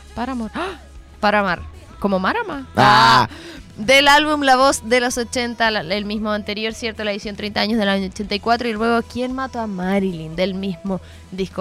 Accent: Chile; yo soy de Chile

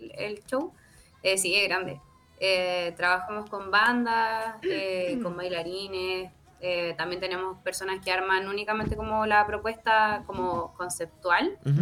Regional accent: Penco, Biobío, Chile; soy de Penco

